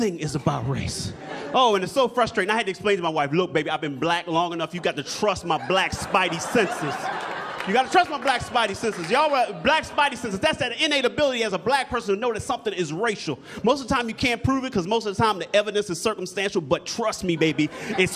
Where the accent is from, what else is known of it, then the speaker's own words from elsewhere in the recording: Baltimore, Maryland, United States; moved away; I'm originally from Baltimore, Maryland